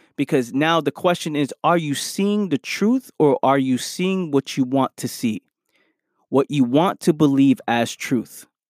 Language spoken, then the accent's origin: English; New York City, New York, United States; I'm from the Bronx, New York